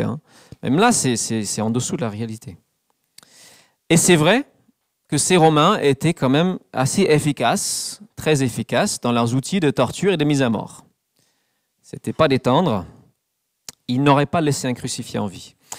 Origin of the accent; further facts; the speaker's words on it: England, United Kingdom; French is a second language; moved away; dans mon pays natal, l'Angleterre